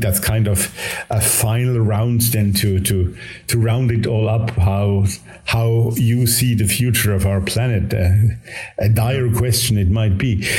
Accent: Switzerland; first language Swiss German; English is a second language; Jung and I we share not only the same oh, yes, German mother tongue, but even the same Swiss mother tongue

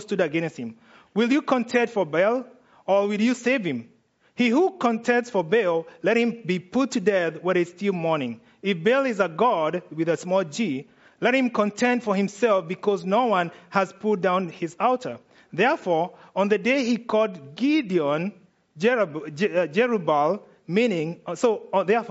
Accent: Kenya; I'm Kenyan

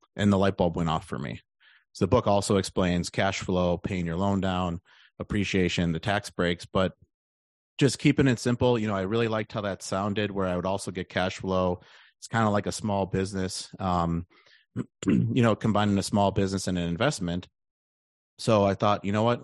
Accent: Milwaukee, Wisconsin, United States; moved away as an adult; also born or lived in Austin, Texas; I'm from the Milwaukee area.

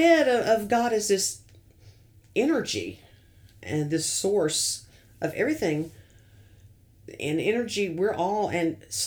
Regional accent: the South, United States; being a Southerner

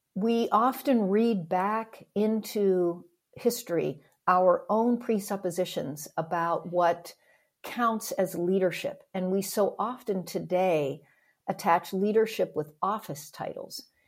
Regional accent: Pennsylvania, United States; moved away as an adult; also born or lived in Denver / Chicago; I grew up in Pennsylvania.

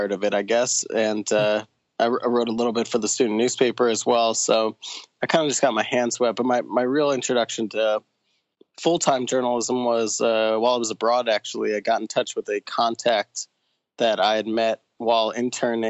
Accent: New York City suburbs, United States; now in Louisville, United States; I grew up in the New York City suburbs, just north of New York City

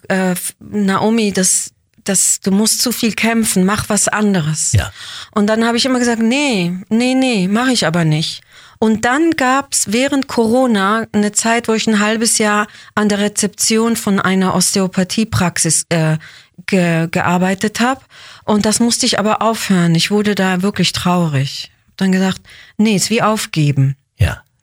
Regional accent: Basel, Basel-Stadt, Switzerland; also born or lived in Israel; Genau, also ich bin in Basel geboren, dann sind wir zwei, drei Jahre zurück nach Israel und dann hab, war ich da nur im Kindergarten und dann Grundschule in Basel.

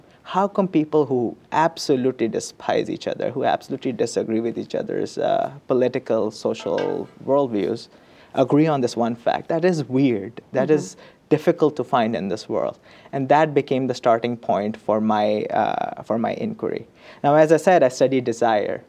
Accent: Karachi, Sindh, Pakistan; moved away; I went to my hometown. My field site is where I grew up, which is the city of Karachi

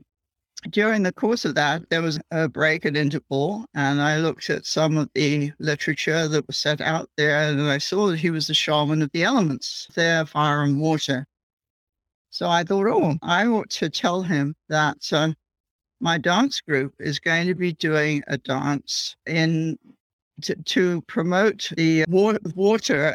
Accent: England, United Kingdom; moved away as an adult; now in United States; I grew up in England and I was studying the archaeology there

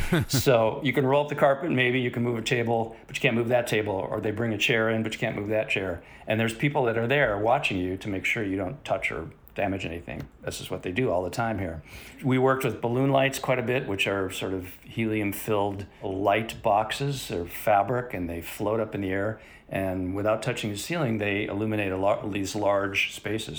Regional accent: Chicago, Illinois, United States; moved away as an adult; now in Los Angeles, United States; I grew up in Chicago, went to film school at Columbia College, uh, right out of high school

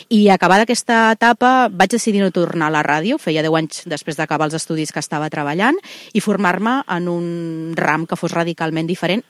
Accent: Reus, Catalonia, Spain; jo sóc una reusenca molt enamorada de Tarragona

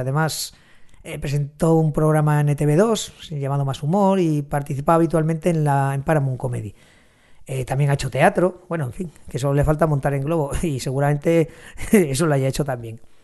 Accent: Huesca, Aragon, Spain; venía aquí por mi tierra, a Villanúa, en Huesca

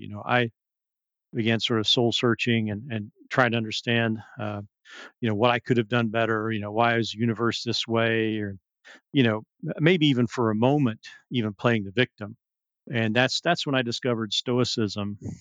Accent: the South, United States; also born or lived in Abu Dhabi; now in California, United States; We're both from the South

